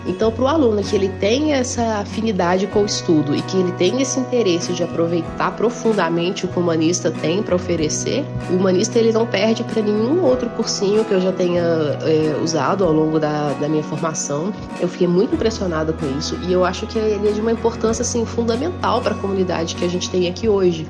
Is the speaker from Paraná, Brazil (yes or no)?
no; Ouro Preto, Minas Gerais, Brazil; eu sou natural daqui da cidade de Ouro Preto